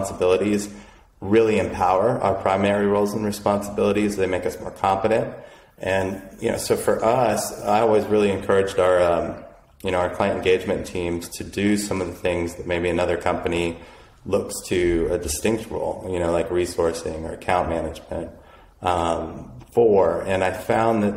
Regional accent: Boulder, Colorado, United States; I grew up in Boulder

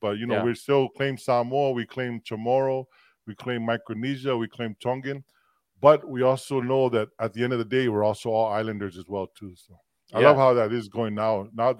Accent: Philippines; I'm Filipino.

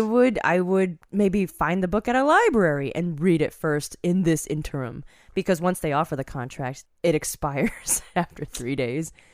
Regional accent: Virginia, United States; I grew up in Virginia

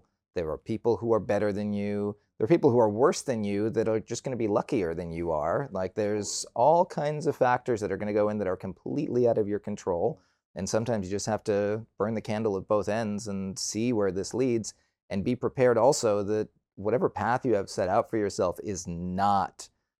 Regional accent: Toronto, Ontario, Canada; also born or lived in Vancouver; I grew up in Toronto, and for university, I moved out to Vancouver.

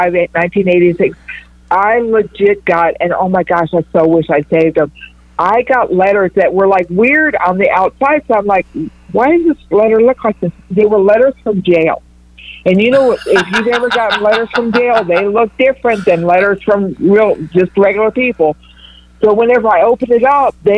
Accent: West Texas, United States; I'm a girl from West Texas

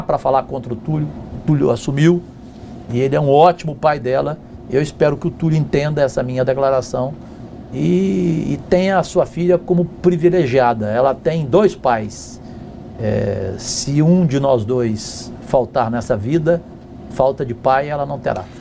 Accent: Cajuru, São Paulo, Brazil; a cidade de Cajuru, onde eu nasci, no interior de São Paulo

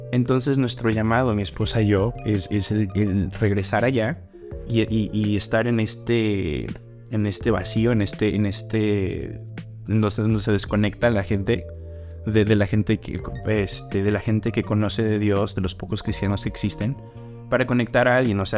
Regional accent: Mexico; siendo yo moreno, desde que soy de México.

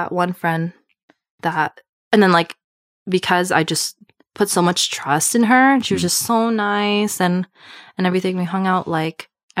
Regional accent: Prince George, British Columbia, Canada; it's called like Prince George. I don't know if anyone knows that. That's where I met her. Right. So we're both from Prince George.

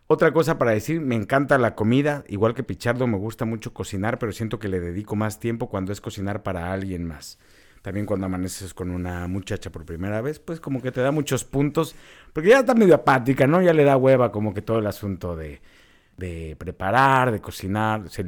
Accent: Mexico City, Mexico; born there; also born or lived in Acapulco / Monterrey / Chihuahua; now in Tijuana, Mexico; Nací en la Ciudad de México, he vivido en Acapulco, Monterrey, Chihuahua y Tijuana y no me iré de Tijuana por nada del mundo.

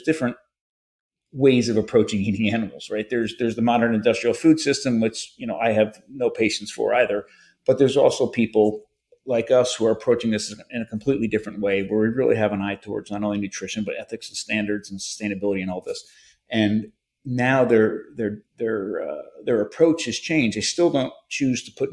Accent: United States; I'm an American

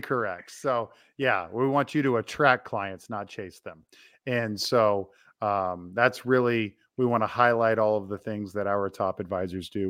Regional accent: Topeka, Kansas, United States; I grew up in Topeka, Kansas, where we both reside today.

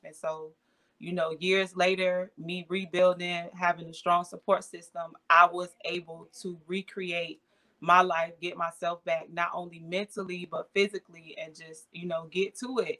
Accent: Avon Park, Florida, United States; I'm originally from Avon Park, Florida, is where I was born and raised. So I'm a Florida girl

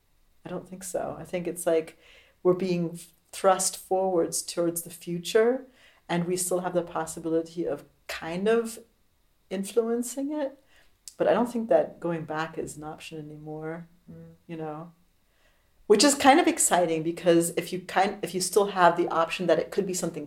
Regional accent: Tacoma, Washington, United States; moved away as an adult; also born or lived in Berlin, Germany; I grew up in America. I was born in Tacoma. I moved to Berlin in 87.

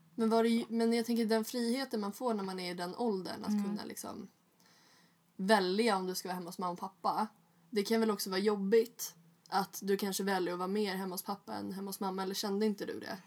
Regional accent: Stockholm, Stockholm County, Sweden; jag föddes ju på Östermalm

